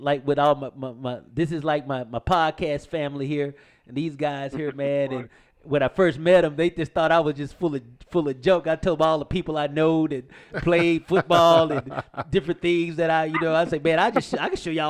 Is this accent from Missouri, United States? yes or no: no; Shreveport, Louisiana, United States; born or raised there